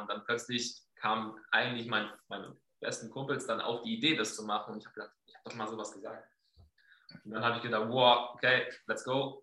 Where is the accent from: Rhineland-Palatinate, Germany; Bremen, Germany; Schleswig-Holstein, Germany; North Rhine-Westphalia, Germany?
Schleswig-Holstein, Germany; Flensburg; also born or lived in Enschede, Netherlands / Cologne, Germany; now in Herleshausen, Germany; ich komme aus Flensburg